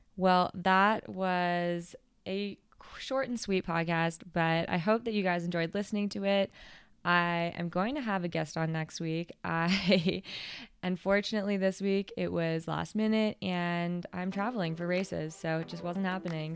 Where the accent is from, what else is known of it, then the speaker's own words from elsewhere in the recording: Canada; as a Canadian racer, get to represent Canada